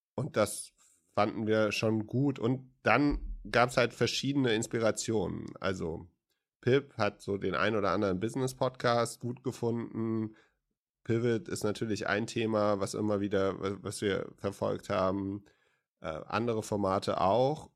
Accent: West Germany, Germany; ich bin Wessi

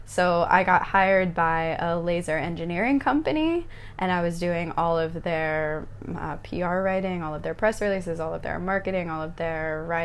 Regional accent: Lehigh Valley, eastern Pennsylvania, United States; moved away as an adult; now in Bali, Indonesia; I was born just outside of Philadelphia in the Lehigh Valley in the States, so eastern Pennsylvania and eastern Pennsylvania. And was living there pretty much my whole life

